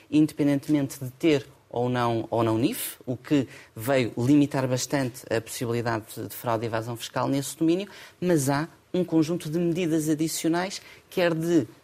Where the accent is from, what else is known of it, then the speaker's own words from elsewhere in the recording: Portugal; Somos portugueses. Temos sempre a saudade connosco.